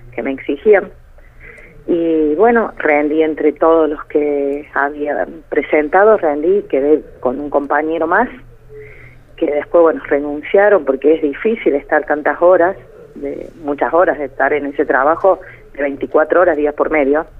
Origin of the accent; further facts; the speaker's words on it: Córdoba, Argentina; Yo en mi pueblo me conoce todo el mundo eh, porque siempre hemos tenido comercio